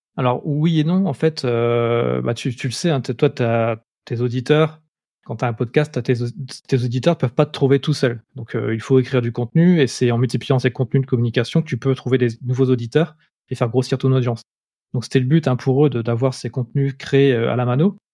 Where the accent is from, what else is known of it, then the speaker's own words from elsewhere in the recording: Lille, Hauts-de-France, France; accent: nordiste; j'habite à Lille, j'ai toujours vécu à Lille, donc je suis un pur nordiste. Ça va peut-être s'entendre à ma voix, j'ai encore un peu l'accent qui, qui, revient de temps en temps.